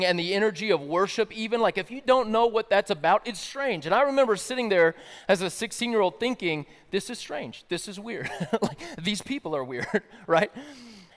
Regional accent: the South, United States; I grew up in the South

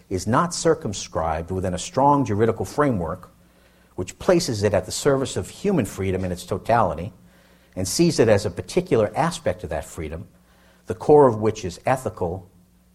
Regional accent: Boston, Massachusetts, United States; I grew up in Dorchester, Massachusetts, in an inner city neighborhood in the greater Boston area

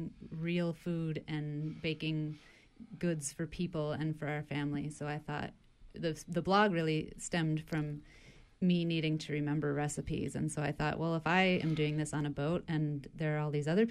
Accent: St. Paul, Minnesota, United States; I grew up in St. Paul, Minnesota

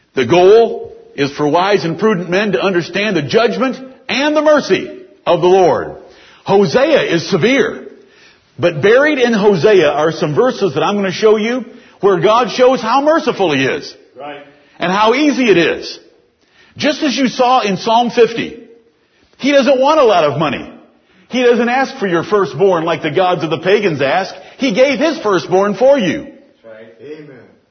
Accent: United States; As American Christians

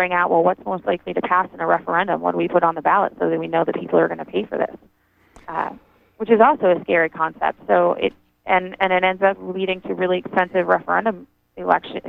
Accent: Cornville, Maine, United States; growing up in Cornville, the town meeting was a big deal

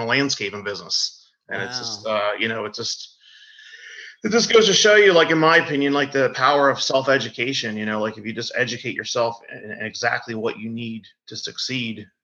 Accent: Deptford, New Jersey, United States; also born or lived in Woodbury, New Jersey; I'm from Deptford, New Jersey, originally from Woodbury, New Jersey

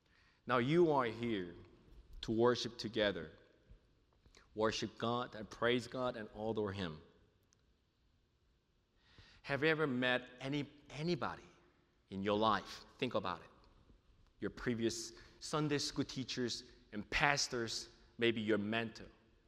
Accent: New York City, New York, United States; also born or lived in South Korea; now in Junction City, United States; I'm from New York City. I was born in South Korea and moved to New York City and lived there for a while

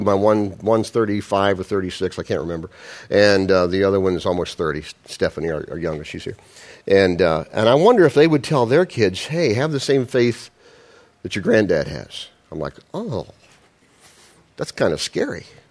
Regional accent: Midwest, United States; I'm a Midwesterner

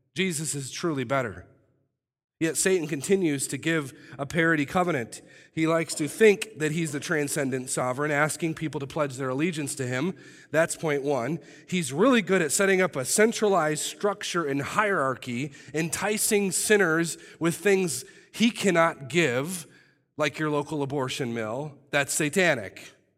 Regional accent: United States; I love our country

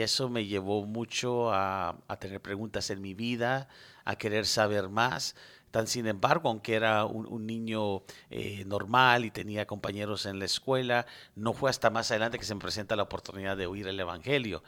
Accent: United States; also born or lived in Medellín, Colombia; crecí en este país, estudié aquí, hice toda mi primaria aquí

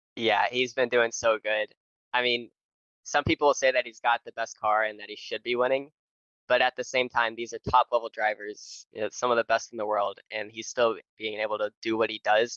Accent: Nashville, Tennessee, United States; I'm from Nashville, Tennessee

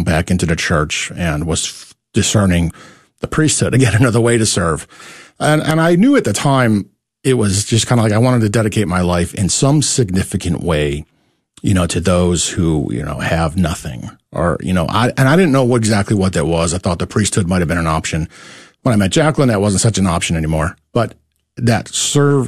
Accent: New York, United States; moved away as an adult; now in Dallas, United States; I'm from New York. So that's that's where I come from.

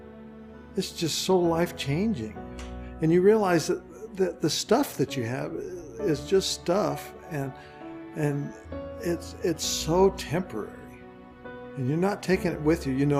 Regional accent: Albuquerque, New Mexico, United States; we're from Albuquerque, New Mexico

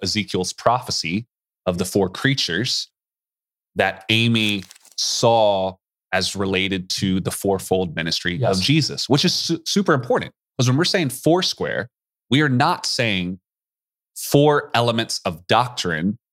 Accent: East Coast, United States; moved away; I grew up on the East Coast

